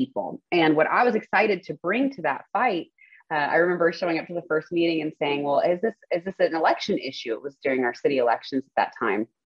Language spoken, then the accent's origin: English; Spring, Texas, United States; born or raised there; also born or lived in The Woodlands, Texas